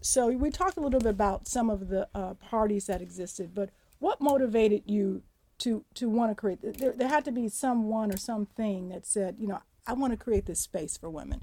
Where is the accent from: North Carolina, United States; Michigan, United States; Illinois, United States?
Illinois, United States; Chicago; I grew up on the South Side in Morgan Park